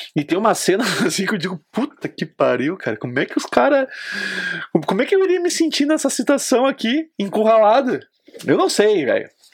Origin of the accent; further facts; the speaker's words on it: Brazil; Sou brasileiro